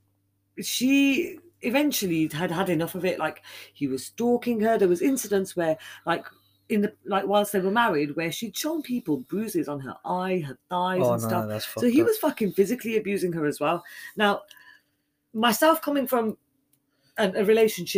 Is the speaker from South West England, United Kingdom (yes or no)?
no; Birmingham, West Midlands, United Kingdom; my home city in Birmingham in the UK